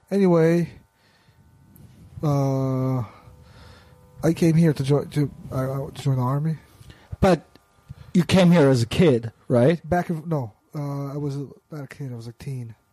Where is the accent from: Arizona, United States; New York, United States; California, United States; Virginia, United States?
New York, United States; New York City; now in Israel; Originally, we're from Brooklyn.